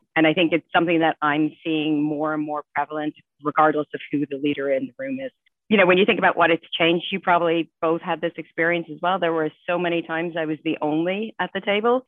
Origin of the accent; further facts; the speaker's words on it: Ireland; moved away as an adult; I grew up in Ireland and I came over here after college.